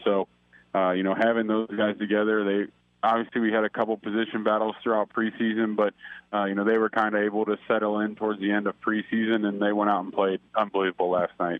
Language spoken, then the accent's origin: English; Cincinnati, Ohio, United States; moved away; growing up in Cincinnati